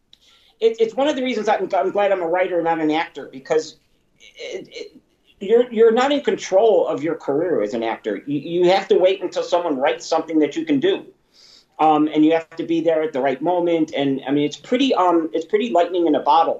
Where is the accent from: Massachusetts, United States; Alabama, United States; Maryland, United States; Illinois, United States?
Illinois, United States; Chicago; I'm an Italian from Chicago